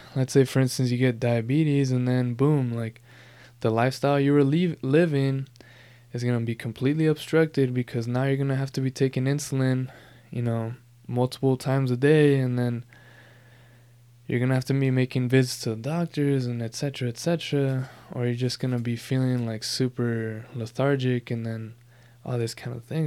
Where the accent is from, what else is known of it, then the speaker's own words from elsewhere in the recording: Southern California, United States; Born and raised in Southern California